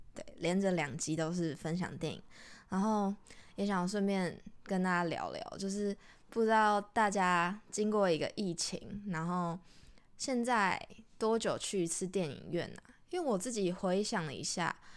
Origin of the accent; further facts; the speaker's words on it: Taiwan; 如果我们是台湾人